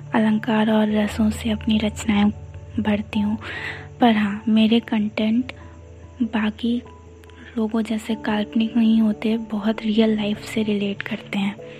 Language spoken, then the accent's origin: Hindi; Ayodhya, Uttar Pradesh, India; मैं हूँ अयोध्या से